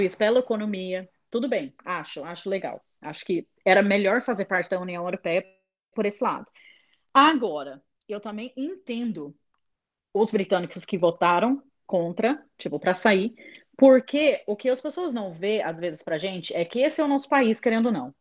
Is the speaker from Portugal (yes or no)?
no; England, United Kingdom; Portuguese is a second language; moved away as an adult; also born or lived in Londrina, Brazil; now in London, United Kingdom; eu sou britânica, de família britânica